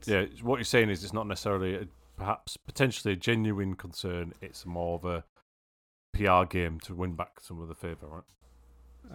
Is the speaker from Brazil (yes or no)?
no; United Kingdom; I'm British.